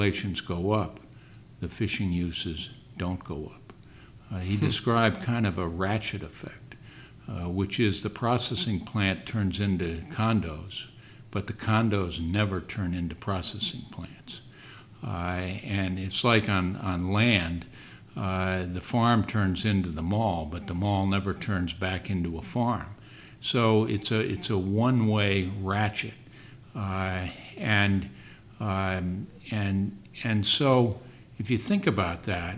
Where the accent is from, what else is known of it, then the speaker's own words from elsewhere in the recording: New Bedford, Massachusetts, United States; I am from New Bedford